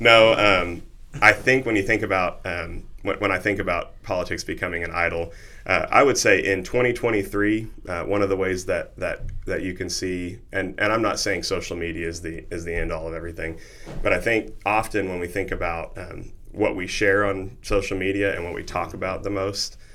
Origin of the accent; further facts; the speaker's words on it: Noble, Oklahoma, United States; I grew up in Noble, Oklahoma